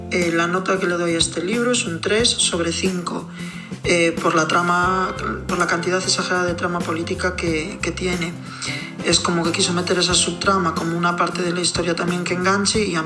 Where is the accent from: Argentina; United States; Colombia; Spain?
Spain; Vitoria-Gasteiz, Basque Country; de Vitoria en el País Vasco